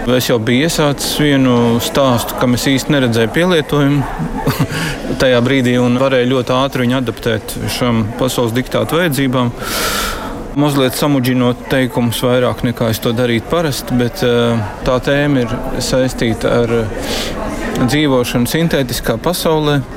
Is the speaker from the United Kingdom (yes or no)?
no; Siberia, Russia; first language Russian; Latvian is a second language; now in Latvia; Es esmu repatriants no Sibīrijas, un mana dzimta valoda ir krievu.